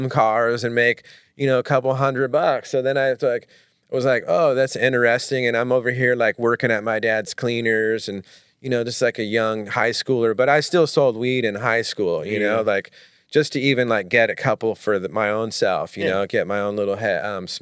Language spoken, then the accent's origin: English; Manhattan Beach, California, United States; I grew up mainly in Manhattan Beach when I was like, you know, kindergarten through high school